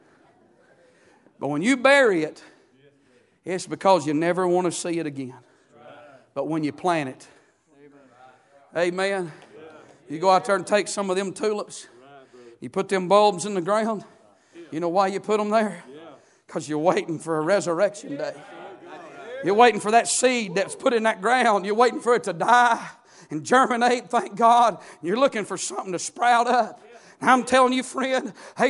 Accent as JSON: {"language": "English", "country": "United States", "said": "I'm from Murray County"}